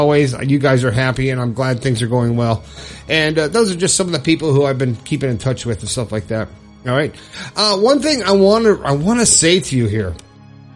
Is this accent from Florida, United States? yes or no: yes; Florida, United States; moved away as an adult; now in West Virginia, United States; I left my home state of Florida and moved to West Virginia